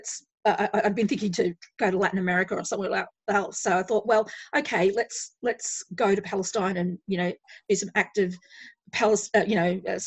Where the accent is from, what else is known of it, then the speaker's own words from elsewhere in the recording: Queensland, Australia; now in Melbourne, Australia; I'm actually originally from Queensland